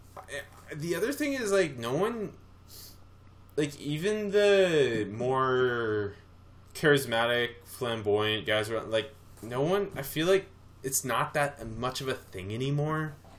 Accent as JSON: {"language": "English", "country": "Canada", "said": "being Canadian"}